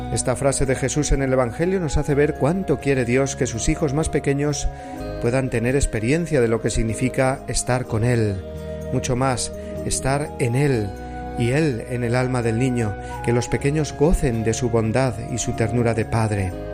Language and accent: Spanish; Cuenca, Castilla-La Mancha, Spain; el día de la patrona de mi ciudad natal de Cuenca, la Virgen de la Luz